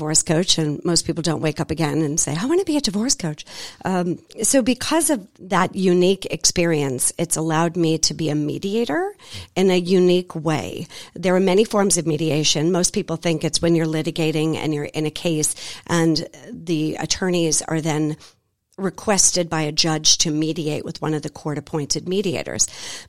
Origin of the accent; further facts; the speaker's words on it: Boston, Massachusetts, United States; also born or lived in Belize; now in Atlanta, United States; I am originally born and raised in Boston, Massachusetts. I know I don't sound like it, but I promise I am. Not in love with snow, lived in Belize for 3 years, moved to Atlanta in 2019, and this is now our home.